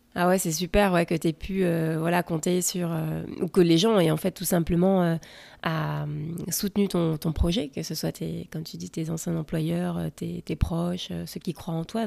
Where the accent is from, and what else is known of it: France; also born or lived in West Coast, United States; now in United States